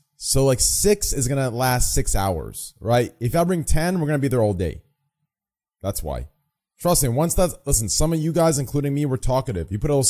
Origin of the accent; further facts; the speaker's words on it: Texas, United States; also born or lived in Austin, Texas; from goddamn Texas.